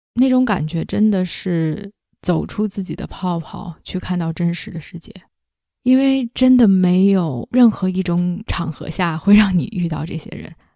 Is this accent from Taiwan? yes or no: no; China; now in Canada; 来自加拿大，在北美居住了十几年中国人